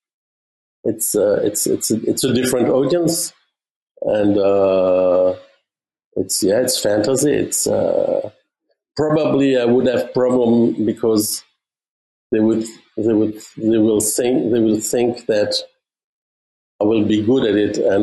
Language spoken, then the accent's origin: English; Germany; English is a second language; moved away; also born or lived in Belgium; my mother is French speaking. My father is Flemish speaking. I grew up in Germany